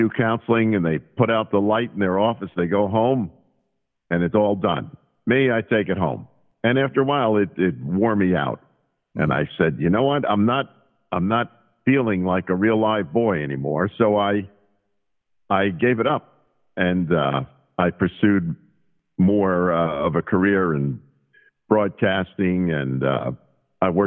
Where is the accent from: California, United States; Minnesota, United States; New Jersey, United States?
New Jersey, United States; born or raised there